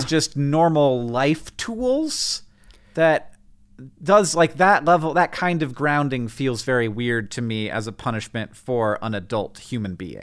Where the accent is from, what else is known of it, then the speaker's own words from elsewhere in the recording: Florida, United States; I grew up in Florida